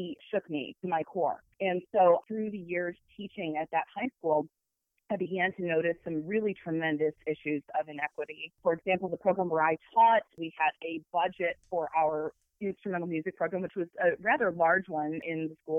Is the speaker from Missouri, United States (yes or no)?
no; Toledo, Ohio, United States; also born or lived in Michigan; now in Ann Arbor, United States; I grew up in Toledo, Ohio, which is not that far from U of M and from Ann Arbor